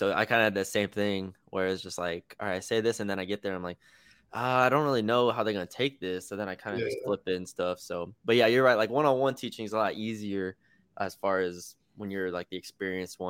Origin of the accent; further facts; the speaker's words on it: San Antonio, Texas, United States; I'm from San Antonio